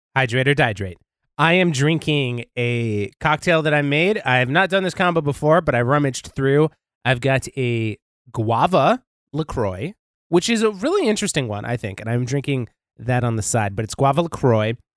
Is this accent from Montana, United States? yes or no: yes; Montana, United States; I'm from Montana